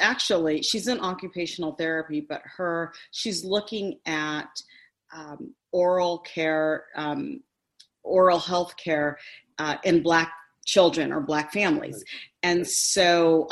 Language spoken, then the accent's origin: English; Cerritos, California, United States; also born or lived in Princeton, New Jersey; I'm born and raised in Cerritos, California